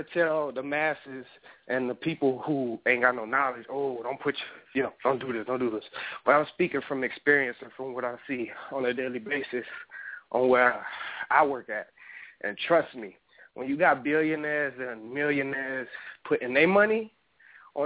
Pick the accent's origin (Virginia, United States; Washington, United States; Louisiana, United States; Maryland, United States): Louisiana, United States; New Orleans; now in Arizona, United States; I'm from New Orleans